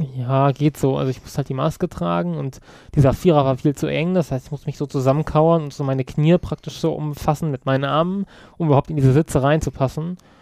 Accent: Kassel, Hesse, Germany; now in Berlin, Germany; Eigentlich aus Kassel, aber ich komme jetzt aus Berlin

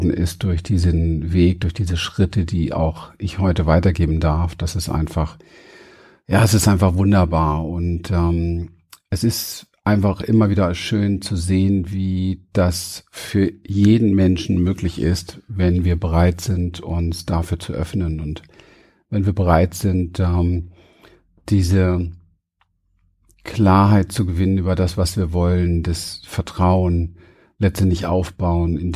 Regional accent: Berlin, Germany; Ich komme aus den Ghettos von Berlin bin wirklich in Mangel und Armut und Terror.

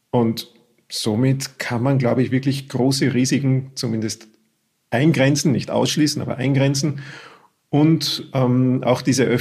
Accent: Austria; wie es bei uns in Österreich üblich ist, das Schnitzel beim Wirten holen und auch dort essen.

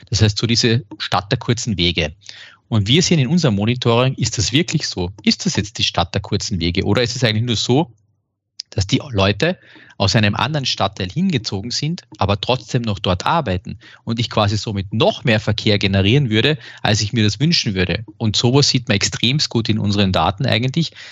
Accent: Graz, Styria, Austria; Und ich darf jetzt aus, aus meiner Heimatstadt in Graz mal sowas sagen.

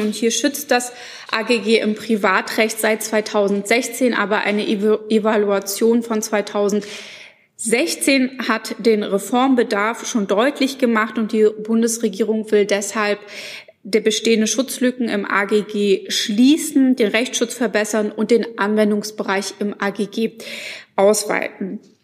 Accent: Schwerin, Mecklenburg-Vorpommern, Germany; meine Heimat Schwerin und Mecklenburg-Vorpommern

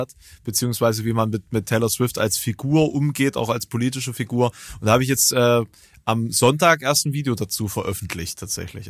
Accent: Germany; Es ist wirklich eine absolute Grenzregion. So meine, meine Heimat

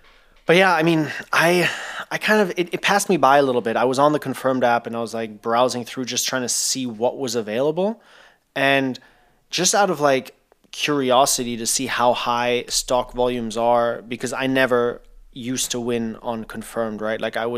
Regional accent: Thailand; growing up in Thailand, you obviously have ACs in every single room

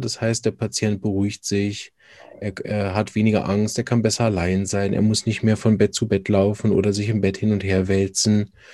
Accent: Berlin, Germany; now in Switzerland; Ich bin ursprünglich aus Berlin, praktiziere aber in der Schweiz

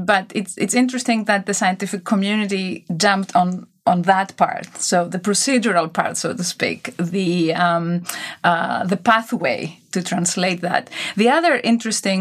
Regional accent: Greece; also born or lived in United States / England; now in Switzerland; I grew up in Greece. I lived many years in the US, in England, then in Switzerland

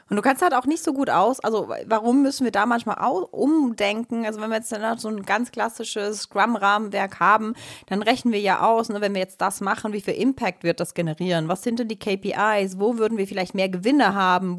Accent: Switzerland; Ich bin Schweizerin

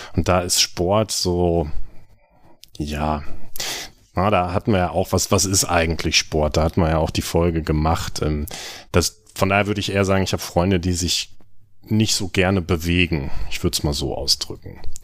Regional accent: North Rhine-Westphalia, Germany; in der Region, wo ich aufgewachsen bin, in, in Ostwestfalen

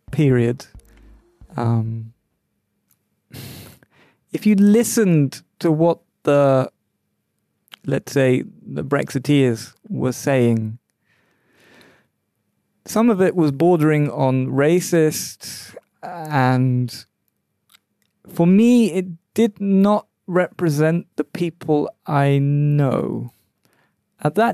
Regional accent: London, United Kingdom; I grew up in London where there were all races, all nationalities, and we all mixed along

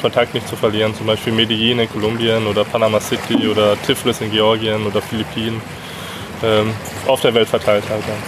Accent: Herford, North Rhine-Westphalia, Germany; moved away as an adult; Ich habe schon noch relativ großen Bezug zu meiner Heimatstadt in Deutschland. Ich komme aus Herford in Ostwestfalen.

